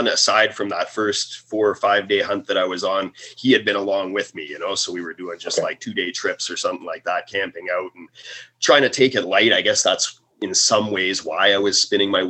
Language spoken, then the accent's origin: English; Vancouver Island, British Columbia, Canada; I grew up on Vancouver Island